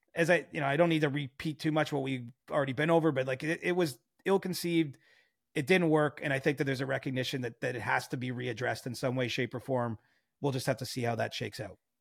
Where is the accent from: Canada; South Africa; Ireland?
Canada; Cobourg, Ontario; moved away; I love Coburg, Ontario, my hometown.